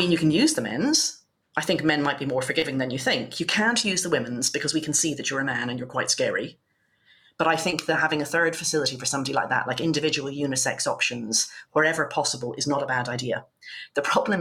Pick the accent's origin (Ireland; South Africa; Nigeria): Ireland; now in United Kingdom; my home country, Ireland